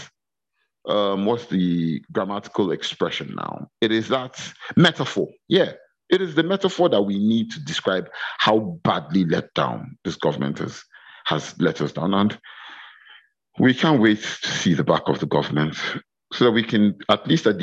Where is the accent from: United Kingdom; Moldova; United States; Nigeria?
Nigeria; Kogi; my home state of Kogi